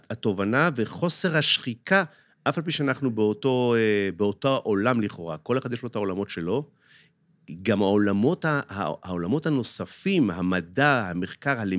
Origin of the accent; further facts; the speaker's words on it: Nahariya, Northern District, Israel; יליד נהריה לחלוטין. כן, יליד כן, נהריה. כן, כן.